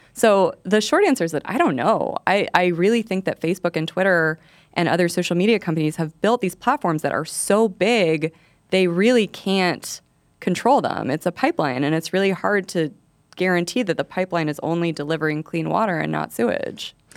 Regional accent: New Mexico, United States; I did not grow up in the alien part of New Mexico

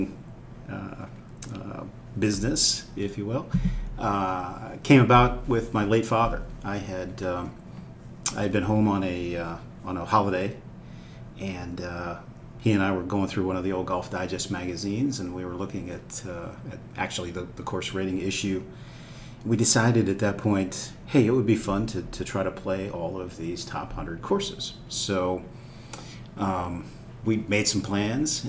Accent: Erie, Pennsylvania, United States; moved away; I grew up actually north of Pittsburgh, okay, in a town called Erie, Pennsylvania.

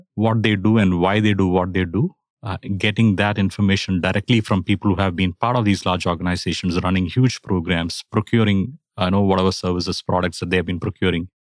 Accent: India; now in Atlanta, United States; I'm originally from India

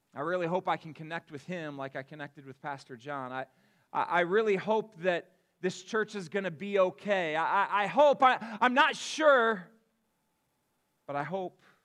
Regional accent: Akron, Ohio, United States; moved away as an adult; also born or lived in Cedarville, Ohio; I was born and raised in Akron, Ohio

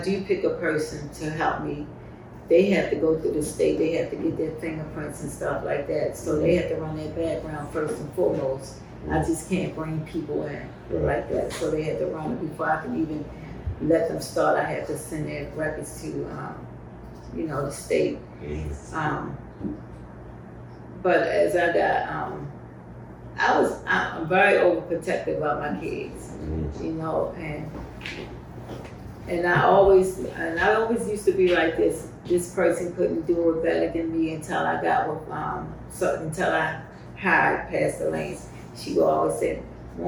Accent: Baltimore, Maryland, United States; I was born and raised in Baltimore

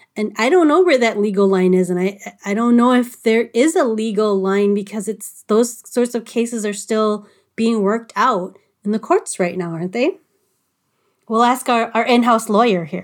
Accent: Little Canada, Minnesota, United States; I was living at home in Little Canada

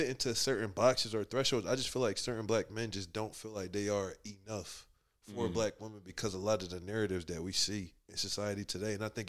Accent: Liberia; I'm African, so I'm Liberian. So culturally, like, your sister serve you, your mom, like, they serve the men.

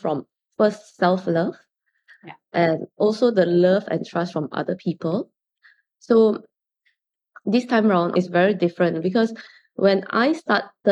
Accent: Singapore; growing up in Singapore

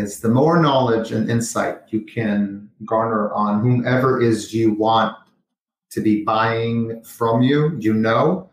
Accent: Jerusalem, Jerusalem District, Israel; moved away as an adult; also born or lived in Los Angeles; I was born in Jerusalem, Israel, had military service

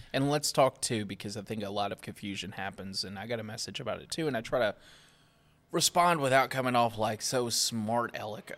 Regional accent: Kentucky, United States; now in Grand Strand, South Carolina, United States; I'm from Kentucky

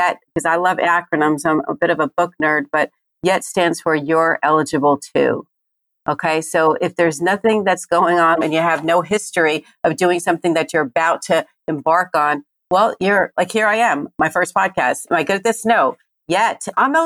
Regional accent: New Jersey, United States; I am from Jersey

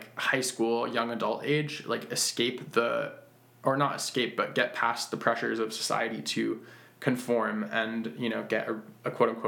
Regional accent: Western Massachusetts, United States; born or raised there

